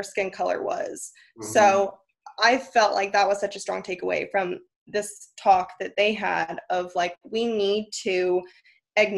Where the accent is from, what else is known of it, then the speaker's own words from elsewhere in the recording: Northern California, United States; moved away; also born or lived in Kentucky; I grew up in Northern California